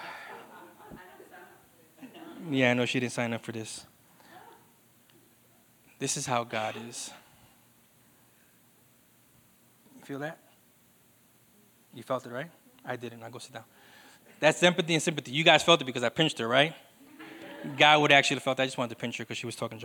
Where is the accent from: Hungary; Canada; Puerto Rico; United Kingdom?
Puerto Rico; We're from Puerto Rico